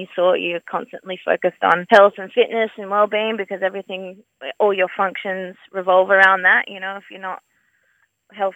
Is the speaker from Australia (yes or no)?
yes; Perth, Western Australia, Australia; also born or lived in Margaret River; I grew up in City Beach in Perth